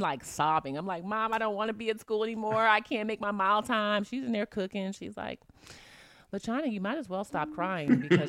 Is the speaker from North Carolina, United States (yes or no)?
no; Virginia, United States; I'm from Virginia.